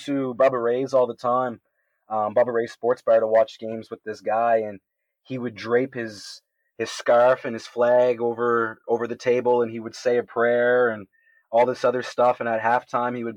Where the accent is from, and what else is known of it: Canada